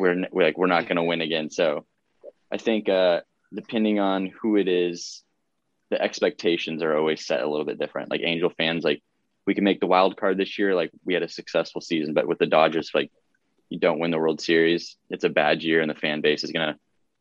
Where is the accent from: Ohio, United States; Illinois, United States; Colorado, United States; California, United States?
California, United States; Orange County; when I grew up in Orange County.